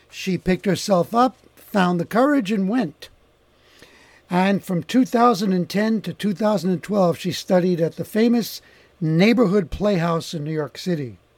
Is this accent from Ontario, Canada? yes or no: no; Montreal, Quebec, Canada; first language Italian; English is a second language; I was born in Montreal.